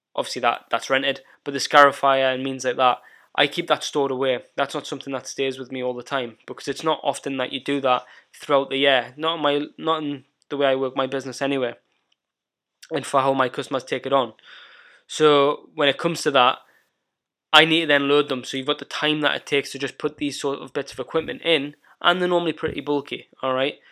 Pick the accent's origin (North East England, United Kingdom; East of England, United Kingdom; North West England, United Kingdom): North East England, United Kingdom; Northumberland; also born or lived in North of Scotland; my hometown where I was brought up in Northumberland